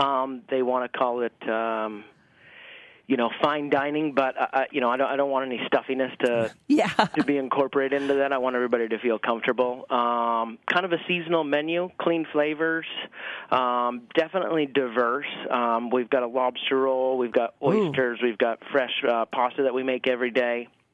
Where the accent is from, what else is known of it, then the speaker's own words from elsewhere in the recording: Maine, United States; Oh, man. I grew up in Maine on a potato farm.